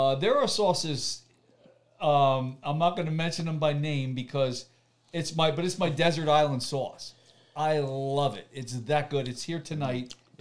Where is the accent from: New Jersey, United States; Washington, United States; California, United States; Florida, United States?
New Jersey, United States; We're both from Jersey